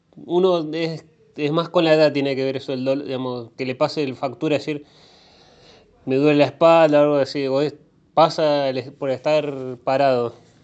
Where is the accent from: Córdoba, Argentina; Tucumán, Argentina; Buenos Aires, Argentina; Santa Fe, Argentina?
Santa Fe, Argentina; Rosario; soy rosarino